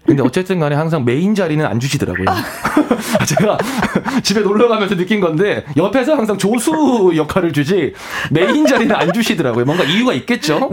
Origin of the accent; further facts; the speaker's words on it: North Gyeongsang, South Korea; moved away as an adult; now in Seoul, South Korea; 제가 이제 경상북도 사람이니까